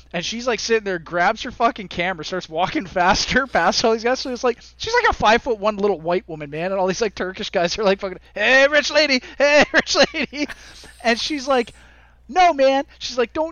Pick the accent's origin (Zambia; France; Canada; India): Canada; also born or lived in Nairobi, Kenya; being Canadian